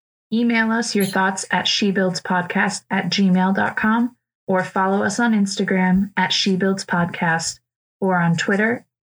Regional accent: West Michigan, United States; now in San Francisco, United States; I'm originally from West Michigan, and now I'm a licensed architect in San Francisco.

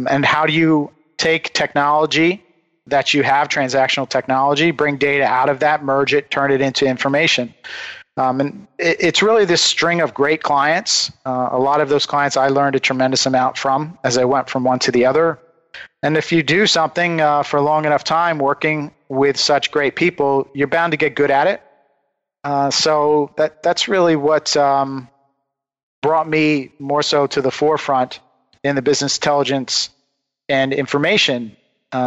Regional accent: United States; we come from the Delaware River, which is the home of decoy carving. Many of the great old-time decoy carvers came from there. So I grew up in this environment

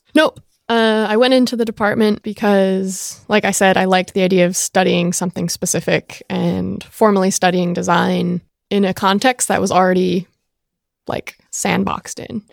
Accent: Jamestown, Rhode Island, United States; i was born and raised in rhode island jamestown rhode island one mile by nine mile island in the center of narragansett bay

